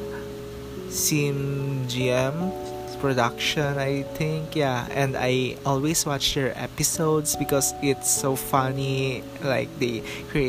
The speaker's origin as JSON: {"language": "English", "country": "Philippines", "said": "we are Filipino"}